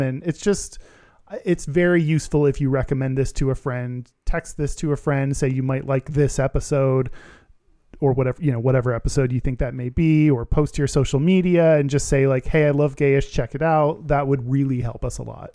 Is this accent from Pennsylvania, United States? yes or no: no; Texas, United States; I'm from Texas